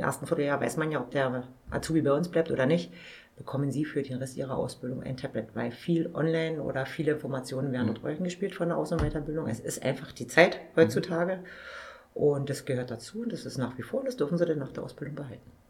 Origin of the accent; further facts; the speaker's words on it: Forst, Brandenburg, Germany; den Markt in meiner Heimatstadt wieder übernehmen